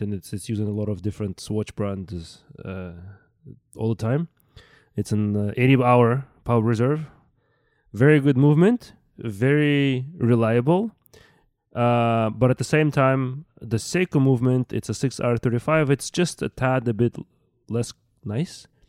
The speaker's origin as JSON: {"language": "English", "country": "Russia", "tie": "born or raised there", "moved": "yes", "said": "I grew up in Russia"}